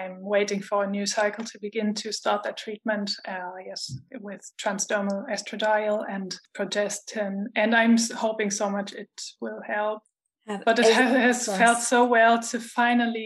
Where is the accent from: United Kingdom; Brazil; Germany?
Germany; Hamburg; moved away as an adult; also born or lived in Argentina / Spain; now in Stuttgart, Germany; I'm from Germany, originally from Hamburg. And I live in Stuttgart, but I also have lived in Argentina and in Spain.